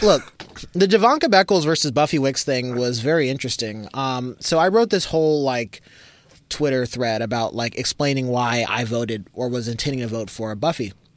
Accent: Berkeley, California, United States; also born or lived in San Pablo, California / East Oakland, California; I grew up in the East Bay. I grew up in Berkeley

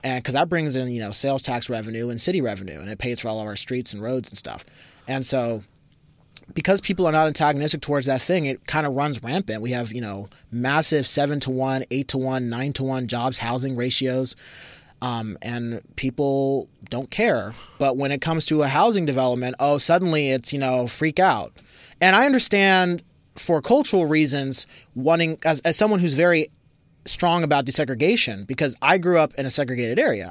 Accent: Berkeley, California, United States; also born or lived in San Pablo, California / East Oakland, California; I grew up in the East Bay. I grew up in Berkeley

